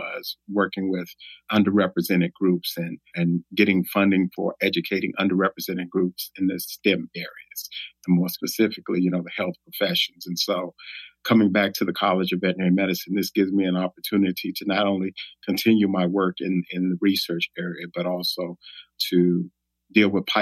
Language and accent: English; Washington, District of Columbia, United States; I'm from Washington, D.C. Grew up in inner city Washington, D.C.